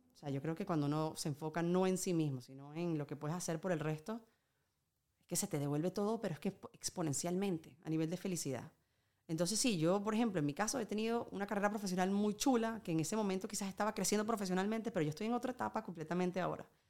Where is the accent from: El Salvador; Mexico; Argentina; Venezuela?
Venezuela; now in Spain